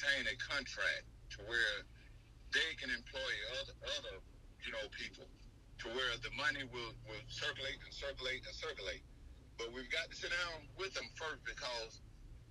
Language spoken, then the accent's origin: English; Mississippi, United States; also born or lived in Miami, Florida; I was raised in the South. I was born in Miami, but we moved to Mississippi when I was 7